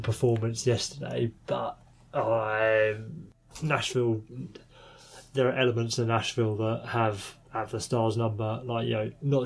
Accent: England, United Kingdom; We're English

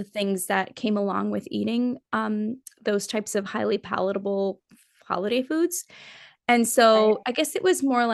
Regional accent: Nepal; I'm from Nepal

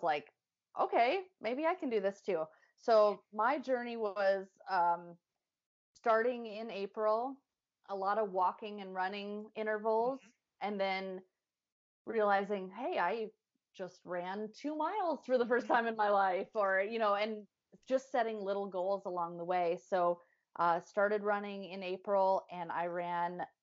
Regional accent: Midwest, United States; we're all from the Midwest

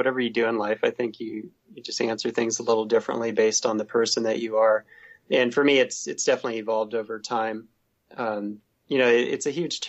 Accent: Southern Oregon, United States; born or raised there; moved away as an adult; also born or lived in San Diego / Pacific Northwest

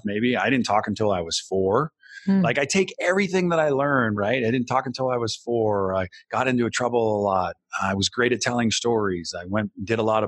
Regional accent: Bay Area, California, United States; I grew up in the Bay Area

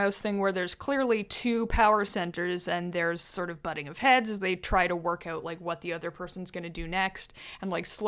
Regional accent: Canada; I'm our Canadian friend.

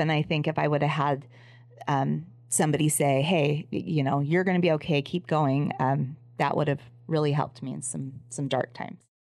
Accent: Los Angeles, California, United States; I grew up in Los Angeles

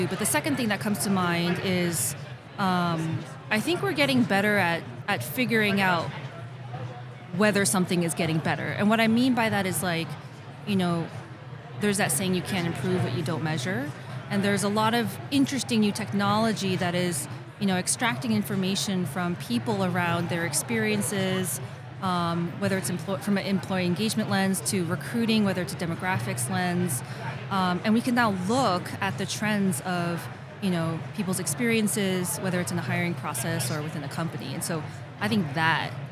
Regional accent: New York, United States; I'm born and raised New Yorker

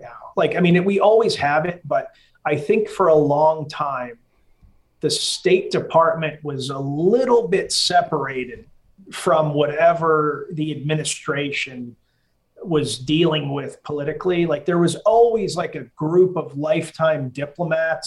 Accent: Massachusetts, United States; I grew up in Massachusetts

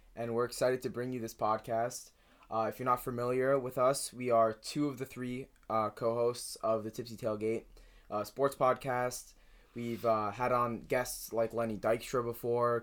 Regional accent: New Jersey, United States; I'm from New Jersey

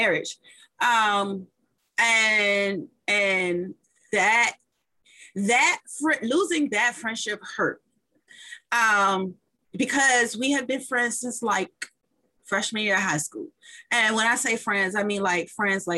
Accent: Washington, District of Columbia, United States; I am a true Washingtonian

